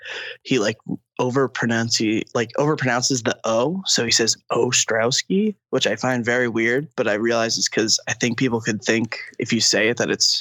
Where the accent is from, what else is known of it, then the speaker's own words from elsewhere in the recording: Uxbridge, Massachusetts, United States; moved away as an adult; also born or lived in Dorchester, Boston; now in Boston, United States; I'm from the Blackstone Valley, a town called Uxbridge. It's like south of Worcester